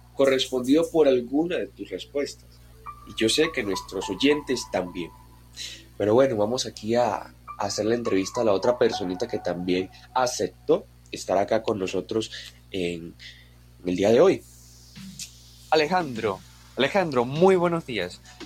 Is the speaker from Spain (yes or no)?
no; Medellín, Antioquia, Colombia; yo soy una paisa que desde muy chiquita vio la creación del metro de Medellín